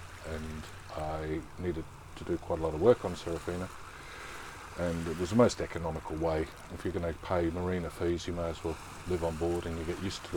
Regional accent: Geelong, Victoria, Australia; moved away as an adult; also born or lived in Fremantle, Australia; I was born and raised in Geelong, Victoria, in the fair country of Australia. Grew up there

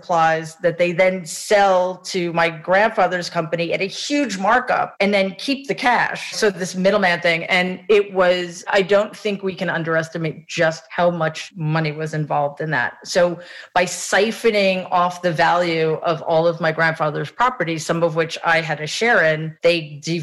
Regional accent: New York City, New York, United States; I grew up in Jamaica, Queens

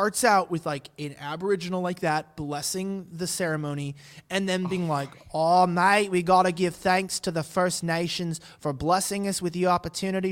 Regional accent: United States; I'm not from here. I'm from the United States.

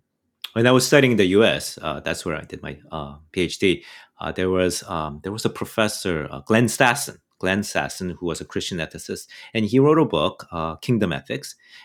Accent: Canada; I'm a Canadian, all right? Guns are not really sort of urban Canadian.

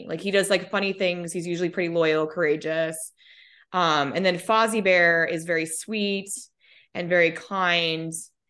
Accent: Minnesota, United States; also born or lived in Colorado; I grew up in Minnesota and then Colorado where the fruit, I mean, it's nothing's fresh.

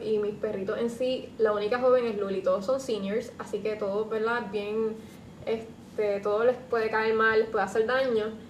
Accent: San Juan, Puerto Rico; yo soy de San Juan

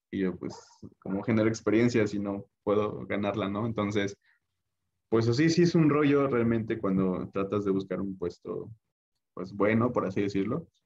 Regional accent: Puebla, Mexico; creo yo que al menos para yo que soy del estado de Puebla, si quieres que te vaya bien, tienes que estar al menos un tiempo fuera, lejos de tu familia o lejos de tu hogar

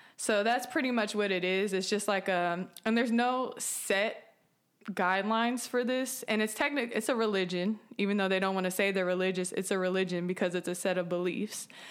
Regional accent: San Francisco Bay Area, California, United States; moved away; I'm from California, the San Francisco Bay Area

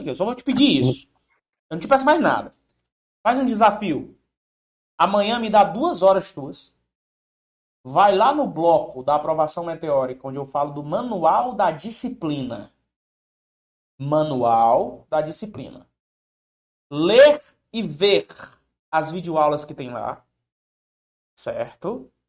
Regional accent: Pedro II, Piauí, Brazil; Eu sou de Pedro II, Piauí.

